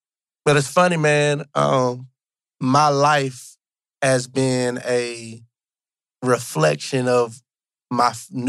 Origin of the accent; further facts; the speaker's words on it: Monroe, Georgia, United States; born and raised in Monroe, Georgia. That's important. Country boy that the city loves. Monroe is a population of 13,578 people.